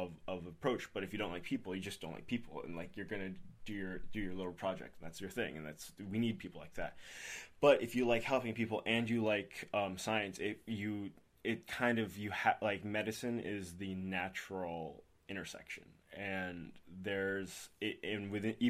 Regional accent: Lee, New Hampshire, United States; moved away as an adult; also born or lived in Boston, Massachusetts; now in Tampa, United States; I grew up in Lee, New Hampshire, and then I went to high school there at Oyster River

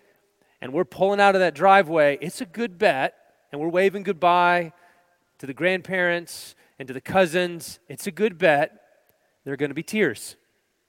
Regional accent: Texas, United States; moved away; We're originally from Texas

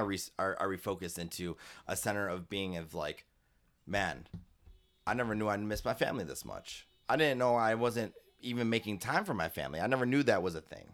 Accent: Chicago, Illinois, United States; Keeler is the street I grew up on on the south side back when I was a kid, and it's Chicago

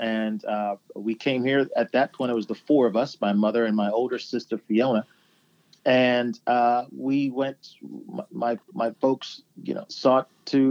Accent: Wolverhampton, West Midlands, United Kingdom; born there; I was born in England, in Wolverhampton, England.

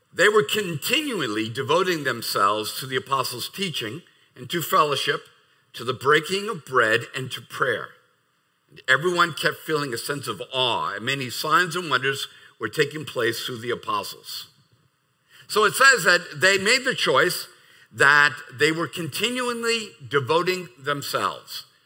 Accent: United States; as an American

